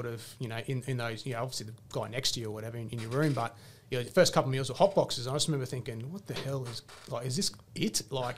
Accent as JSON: {"language": "English", "town": "Logan", "region": "Queensland", "country": "Australia", "tie": "born or raised there", "said": "So 40 minutes up the road in Logan. I actually didn't realise what type of reputation Logan had until I joined the army. And people would ask, oh, where you're from? I said I'm from Logan."}